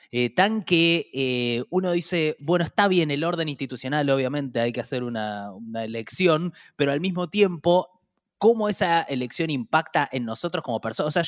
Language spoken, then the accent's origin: Spanish; Argentina; primero que es muy loco como en Argentina tenemos eh, una elección para definir internas